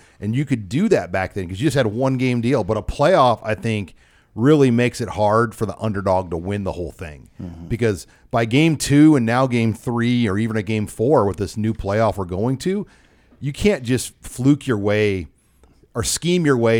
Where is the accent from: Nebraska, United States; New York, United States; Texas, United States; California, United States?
Nebraska, United States; Omaha; Like the neighborhood I grew up in South Omaha was the Croatian neighborhood.